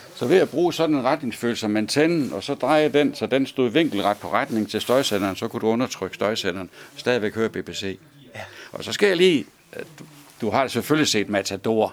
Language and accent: Danish; Svendborg, Southern Denmark, Denmark; det er fra Lauritsen Søfartsskole i Svendborg. Mm-hmm. Der, var, der er jeg født. Det var mit barndomshjem